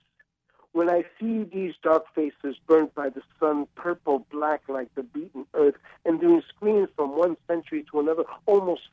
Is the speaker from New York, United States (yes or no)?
yes; New York City, New York, United States; moved away as an adult; also born or lived in Ecuador / Jersey City; now in New Orleans, United States; I grew up in New York City and in Jersey City